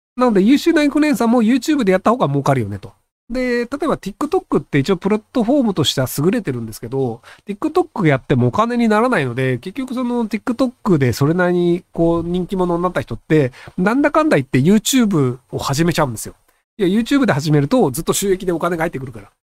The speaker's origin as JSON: {"language": "Japanese", "country": "Japan", "moved": "yes", "said": "日本人の側ですけどね、僕は外国人じゃないので"}